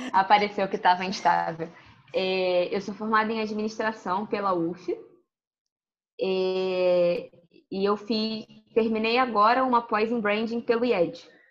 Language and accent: Portuguese; Rio de Janeiro, Brazil; also born or lived in Porto Alegre, Rio Grande do Sul; A minha vida toda é no Rio, majoritariamente no Rio